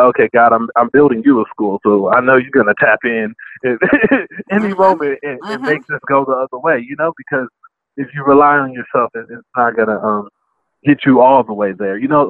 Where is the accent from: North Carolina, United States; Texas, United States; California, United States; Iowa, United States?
California, United States; Compton; I grew up in Compton